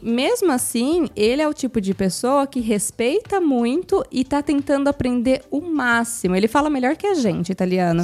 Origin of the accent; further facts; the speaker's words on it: Brazil; now in Italy; a gente, como brasileiro